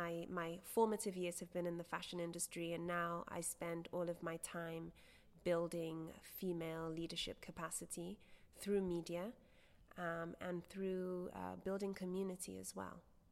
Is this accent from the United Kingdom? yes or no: yes; United Kingdom; I am British-born of Nigerian origin.